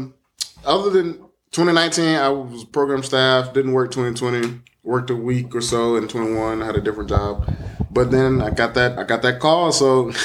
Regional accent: Dadeville, Alabama, United States; I'm originally from Dadeville, which is about roughly 10 minutes away.

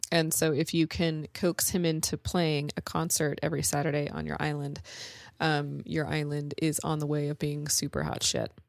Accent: California, United States; moved away; I'm from California

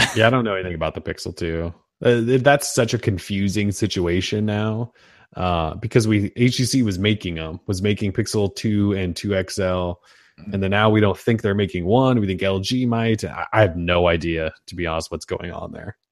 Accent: Montana, United States; born or raised there

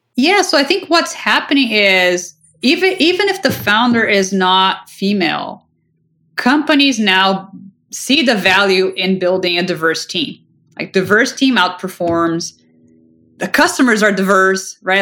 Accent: Brazil; moved away; I grew up in Brazil

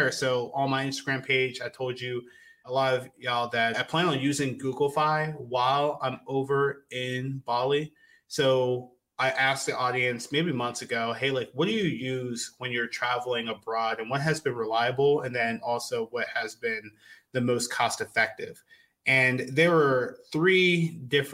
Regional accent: United States; I am American through and through.

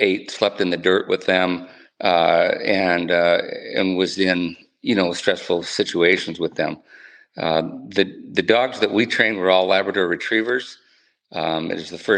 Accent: Northfield, Minnesota, United States; moved away as an adult; also born or lived in Southwest Wyoming / Southern Pines, North Carolina; I grew up in Northfield, Minnesota, went to school there

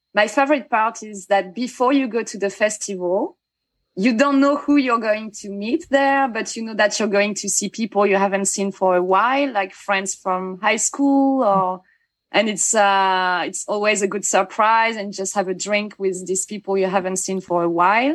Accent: Bayonne, Nouvelle-Aquitaine, France; I was born in Bayonne

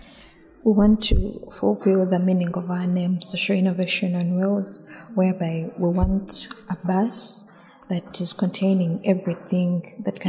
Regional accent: Uganda; growing up in Uganda

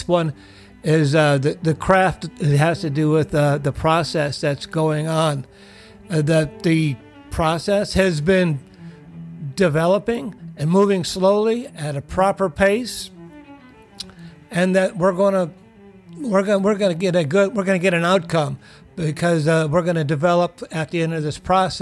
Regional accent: United States; We as American people

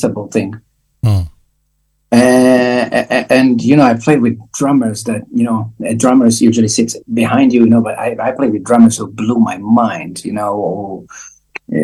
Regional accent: Israel; I grew up in Israel, mind you, very hot country.

